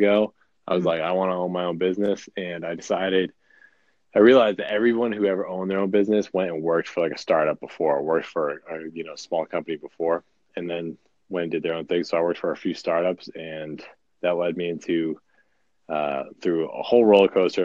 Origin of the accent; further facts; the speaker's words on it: Boston, Massachusetts, United States; now in Burbank, United States; I'm from Boston, but I live in Burbank, California, which is like